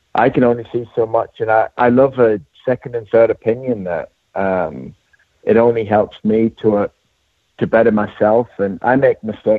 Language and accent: English; Durham, North East England, United Kingdom; moved away; also born or lived in Louisville, Kentucky; I'm from Durham, England, and went to University of Louisville